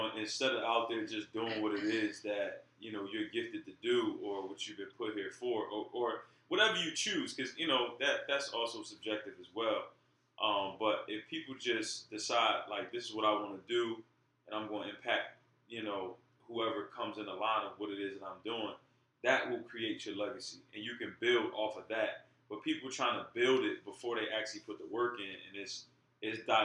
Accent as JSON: {"language": "English", "town": "Pleasantville", "country": "United States", "tie": "born or raised there", "said": "we grew up in Pleasantville, which didn't really afford us many great opportunities."}